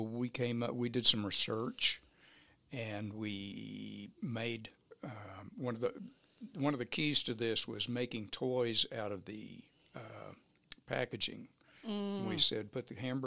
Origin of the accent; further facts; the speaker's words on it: Tulsa, Oklahoma, United States; also born or lived in Missouri; I grew up in Tulsa